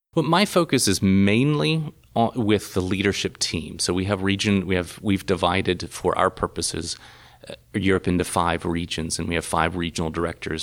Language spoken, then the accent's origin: English; Chattanooga, Tennessee, United States; moved away as an adult; also born or lived in Louisiana; now in Berlin, Germany; Chattanooga is very much a, a home, uh, to me